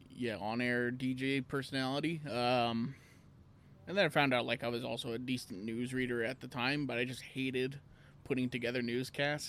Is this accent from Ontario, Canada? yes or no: no; Elk Point, Alberta, Canada; I was a town kid.